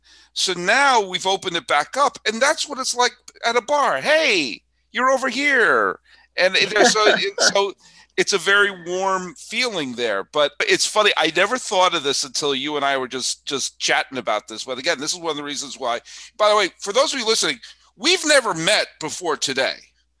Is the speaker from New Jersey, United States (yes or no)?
no; Weston, Massachusetts, United States; Harold Russell was from Wayland, which was the next town over from where I grew up. I grew up in Weston.